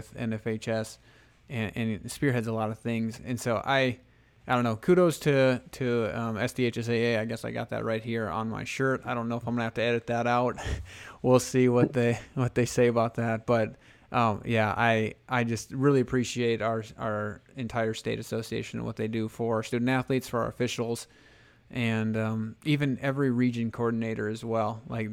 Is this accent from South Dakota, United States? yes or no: yes; Hanson, South Dakota, United States; My hometown or my home high school, I guess, Hanson